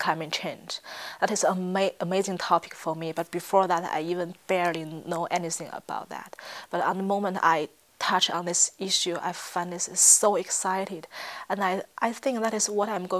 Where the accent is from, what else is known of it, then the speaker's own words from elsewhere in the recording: Tianjin, China; English is a second language; moved away as an adult; from the northern part of China. The city called Tianjin is a huge city quite near from the capital Beijing